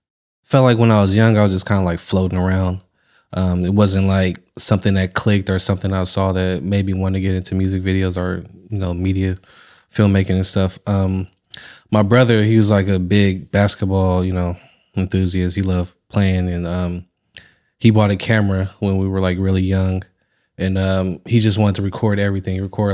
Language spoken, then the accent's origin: English; San Francisco, California, United States; I was born in the Bayview, and then like when I turned like 7, 8, I moved into Diamond Heights.